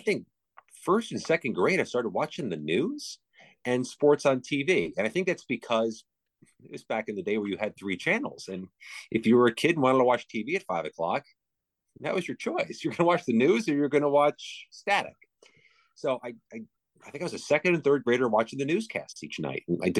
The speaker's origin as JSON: {"language": "English", "town": "Highland", "region": "New York", "country": "United States", "tie": "born or raised there", "moved": "yes", "lives_now": "Washington, D.C., United States", "said": "Upstate New York, in the City of Dreams, Highland New York, which is across the Hudson River from a city called Poughkeepsie, all of which is the most distant suburb, exurb of New York City."}